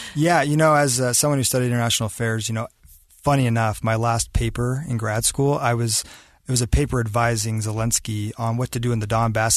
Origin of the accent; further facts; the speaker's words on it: Davis County, Utah, United States; my roots in Davis County. I'm from Utah